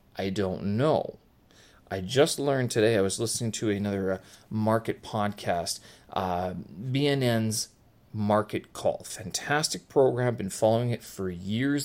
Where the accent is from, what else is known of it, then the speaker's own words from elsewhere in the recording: Winnipeg, Manitoba, Canada; moved away as an adult; now in Beijing, China; my hometown of Winnipeg